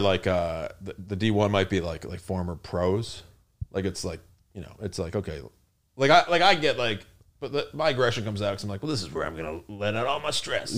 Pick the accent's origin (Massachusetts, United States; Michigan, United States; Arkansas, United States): Michigan, United States; moved away as an adult; also born or lived in New Mexico / Chicago / Mississippi; now in New York City, United States; I grew up in Michigan, went to Michigan State there till I was, like, twenty-three